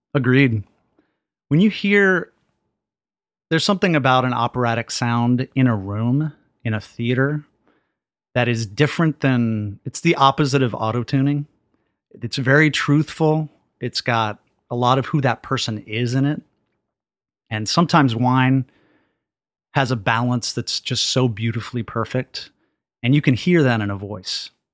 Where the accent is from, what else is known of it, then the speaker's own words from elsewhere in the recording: Dallas, Texas, United States; I grew up in East Dallas